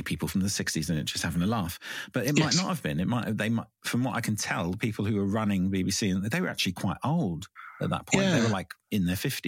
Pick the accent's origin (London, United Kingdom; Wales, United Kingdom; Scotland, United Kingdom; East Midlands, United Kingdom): London, United Kingdom; I grew up in London, right? So I used to go to school on the tube